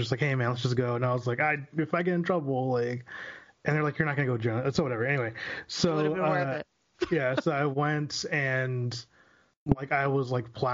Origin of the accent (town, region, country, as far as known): Dallas, Texas, United States; born or raised there